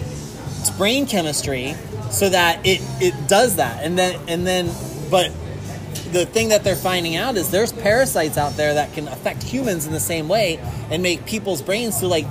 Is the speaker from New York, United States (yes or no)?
no; South Florida, United States; I grew up down here